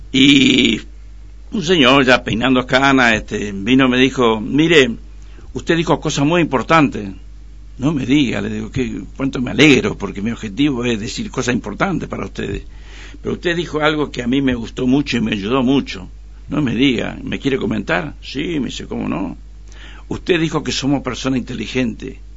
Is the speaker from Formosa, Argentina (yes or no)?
yes; Pirané, Formosa, Argentina; soy de Pirané. Y mi mamá, ama de casa, y mi papá, sastre.